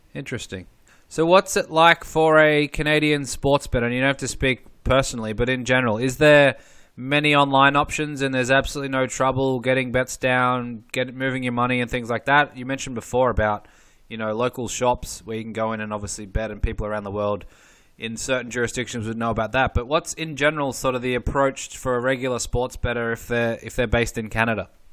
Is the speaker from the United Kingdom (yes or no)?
no; Australia; I grew up in Australia